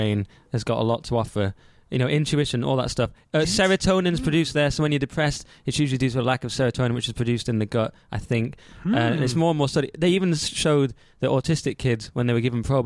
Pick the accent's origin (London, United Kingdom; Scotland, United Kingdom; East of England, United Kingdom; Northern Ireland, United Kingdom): London, United Kingdom; as a Londoner